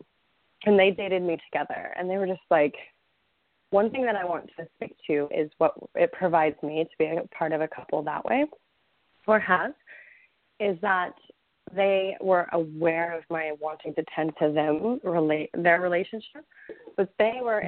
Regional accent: Texas, United States; I'm Texan

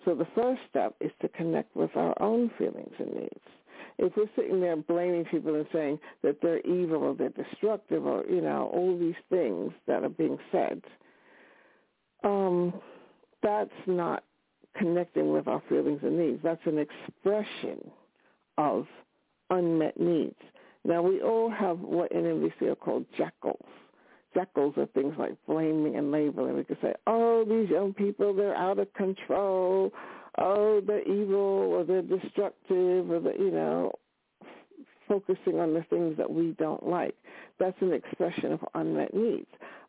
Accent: New York City, New York, United States; now in United Kingdom; I was born in New York City. I grew up in New York

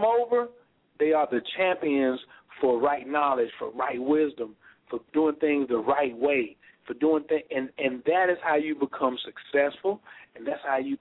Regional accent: North Carolina, United States; I was raised in North Carolina, first in flight.

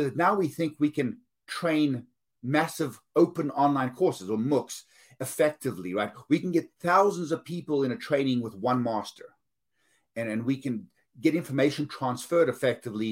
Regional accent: South Africa; moved away; I'm from South Africa

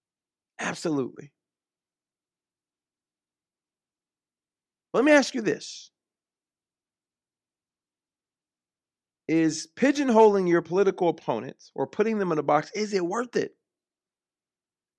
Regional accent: United States; also born or lived in Orlando; I'm American

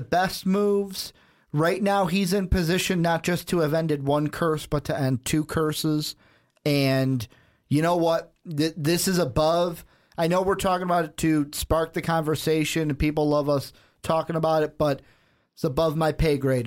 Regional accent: Chicago, Illinois, United States; I'm from Chicago

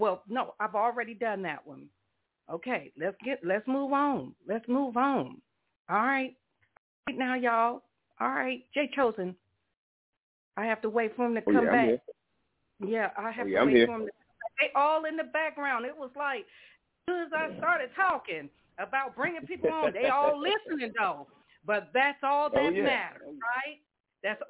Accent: Columbus, Ohio, United States; I'm from Columbus, Ohio myself

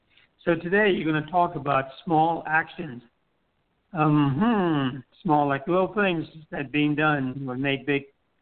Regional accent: U.S. Virgin Islands; here's a little thing that culturally I've learned in the Virgin Islands, growing up in the Virgin Islands.

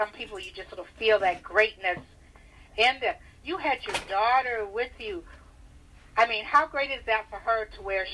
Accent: Detroit, Michigan, United States; we're both from Detroit

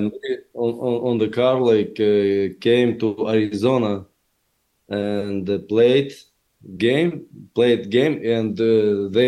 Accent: Chelyabinsk, Chelyabinsk Oblast, Russia; English is a second language; moved away as an adult; now in Florida, United States; I grew up in poor family and poor area where I lived people who worked on a huge factory in Russia, in my hometown, Chelyabinsk

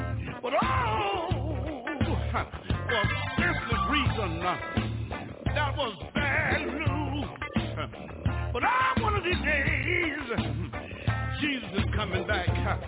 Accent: Houston, Texas, United States; when I think about my hometown in Houston, Texas.

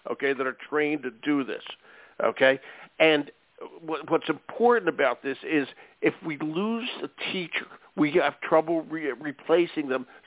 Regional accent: Michigan, United States; also born or lived in St. Joseph, Michigan; Yeah, yeah, yeah. I live in Michigan, born and raised in Michigan.

